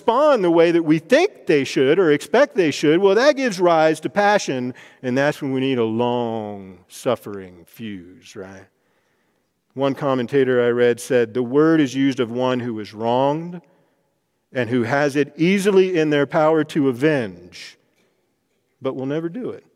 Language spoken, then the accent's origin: English; Texas, United States; now in Denver, United States; I grew up in Texas with the King James Version of the Bible